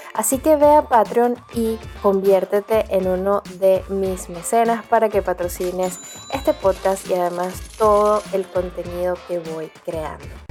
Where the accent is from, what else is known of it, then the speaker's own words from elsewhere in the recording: Venezuela; tú naciste en Venezuela, como yo